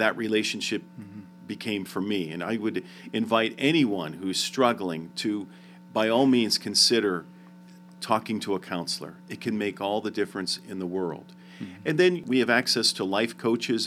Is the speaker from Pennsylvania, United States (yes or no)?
yes; Pennsylvania, United States; I grew up in Pennsylvania where there's state inspections